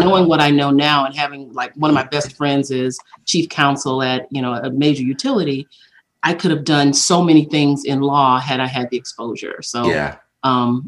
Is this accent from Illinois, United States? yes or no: no; Laurel, Mississippi, United States; I was born in Laurel, Mississippi, and my mom was married young, and I grew up